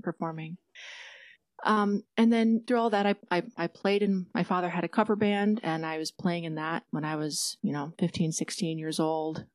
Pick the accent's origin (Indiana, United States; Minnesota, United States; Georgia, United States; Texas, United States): Minnesota, United States; Detroit Lakes; my hometown in Detroit Lakes, Minnesota